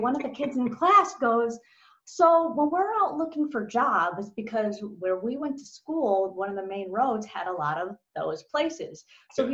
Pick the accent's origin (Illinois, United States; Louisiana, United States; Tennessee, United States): Illinois, United States; Chicago; moved away; I'm from Chicago originally